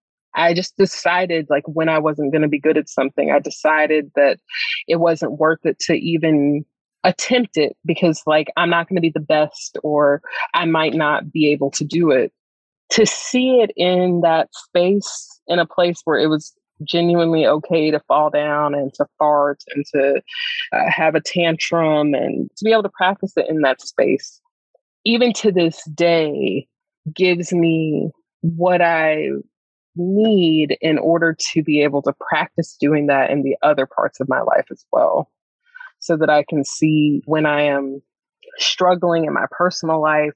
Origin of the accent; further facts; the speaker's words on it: the South, United States; like, you know, like Black, Southern, you know what I mean? It's like growing up in the South, like people are not cool with talking about mysticism in this way.